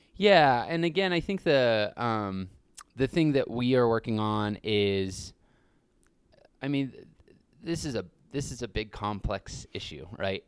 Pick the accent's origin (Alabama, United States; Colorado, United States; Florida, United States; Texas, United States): Colorado, United States; Grand Junction; now in Telluride, United States; I grew up in Grand Junction.